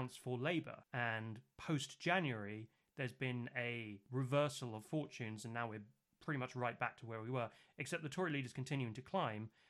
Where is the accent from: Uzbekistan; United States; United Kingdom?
United Kingdom; I am from the South